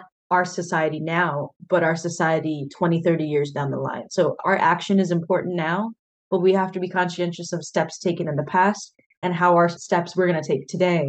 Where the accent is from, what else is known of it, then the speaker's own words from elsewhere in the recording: Des Moines, Iowa, United States; I'm from Des Moines